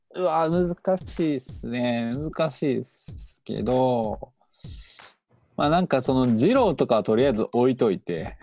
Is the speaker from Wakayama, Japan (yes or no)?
yes; Wakayama, Japan; now in Kyoto, Japan; 俺地元が和歌山で